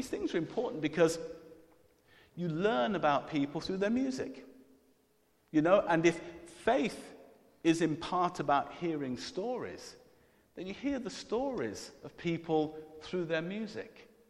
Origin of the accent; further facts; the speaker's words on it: Jamaica; I'm Jamaican, so you always have more than one job as a Jamaican. It's kind of a tradition.